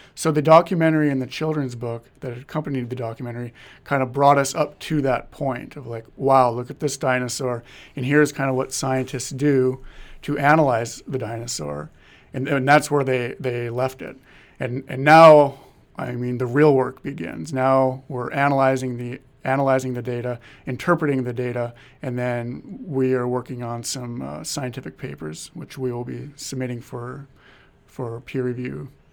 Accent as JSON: {"language": "English", "town": "Marmarth", "region": "North Dakota", "country": "United States", "tie": "born or raised there", "said": "my hometown of Marmouth, North Dakota"}